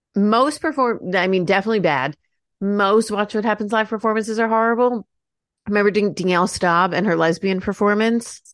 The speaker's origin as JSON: {"language": "English", "country": "United States", "said": "as an American"}